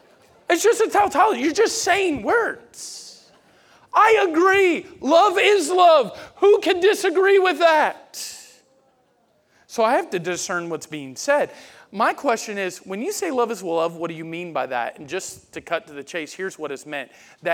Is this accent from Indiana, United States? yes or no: no; Pensacola, Florida, United States; I'm from Florida, Pensacola.